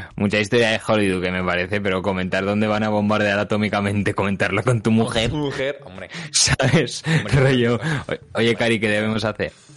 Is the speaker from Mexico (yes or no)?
no; Spain; moved away